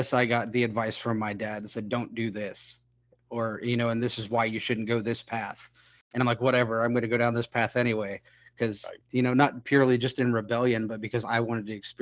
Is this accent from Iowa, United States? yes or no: yes; Iowa, United States; I grew up in Iowa